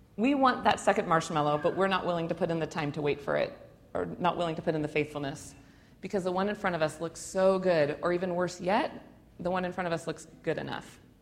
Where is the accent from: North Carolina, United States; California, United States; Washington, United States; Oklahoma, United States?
Washington, United States; Spokane; I grew up on the South Hill, but I end up in an area I didn't even know was a part of Spokane